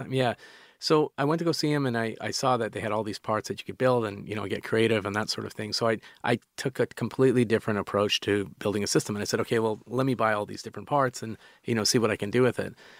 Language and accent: English; Calgary, Alberta, Canada; moved away; we grew up in Calgary, which is uh, it's it's sort of like a, a, cowboy town